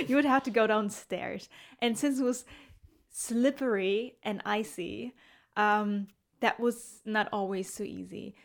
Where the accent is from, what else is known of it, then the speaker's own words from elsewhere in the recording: Germany; I'm from Germany